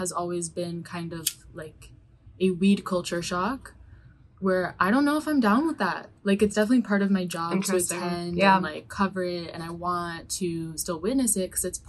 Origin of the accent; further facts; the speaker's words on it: New York, United States; growing up in New York